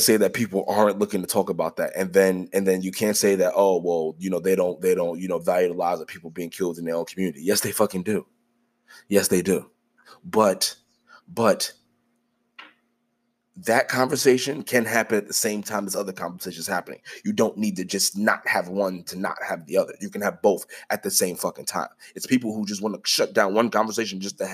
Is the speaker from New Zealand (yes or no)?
no; United States; I am Black. I am American.